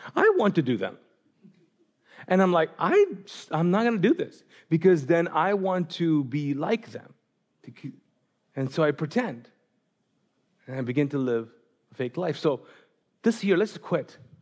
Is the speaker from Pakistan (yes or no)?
yes; Pakistan; moved away; I'm Pakistani